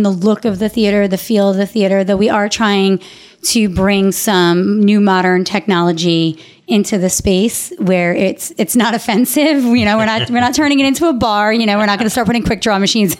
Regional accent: Long Island, New York, United States; to grow up on Long Island, seeing shows

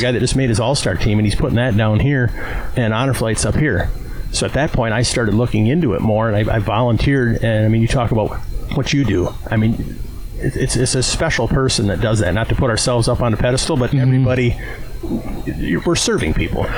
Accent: Owatonna, Minnesota, United States; I was born in Owatonna, Minnesota, even though my parents were born and raised in Wisconsin Rapids

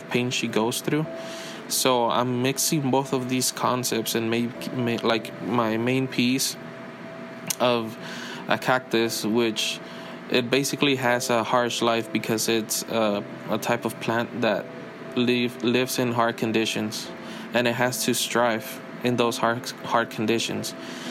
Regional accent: Mexico; moved away; I grew up in Mexico

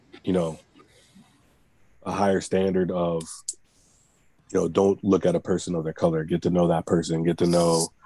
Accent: East St. Louis, Illinois, United States; now in Arizona, United States; I grew up in East St. Louis

